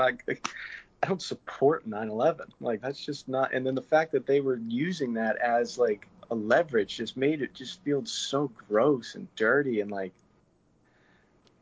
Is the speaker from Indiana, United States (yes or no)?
no; Massachusetts, United States; moved away; I'm originally from Mass, and my brother and I were in school, middle school